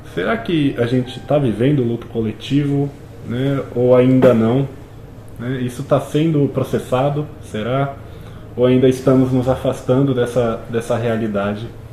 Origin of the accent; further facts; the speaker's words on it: Brazil; nós, enquanto brasileiros, temos essa cultura muito forte